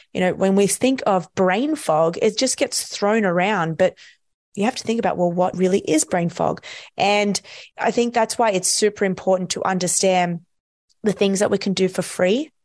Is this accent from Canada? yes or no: no; Australia; I'm from Australia